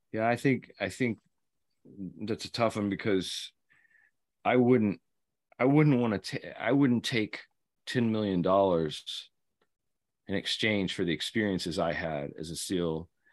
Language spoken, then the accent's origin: English; Kentucky, United States; a Marine from Kentucky, my home state